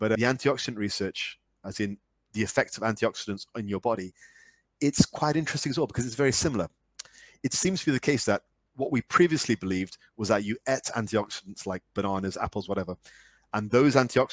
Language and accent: English; United Kingdom; me being very British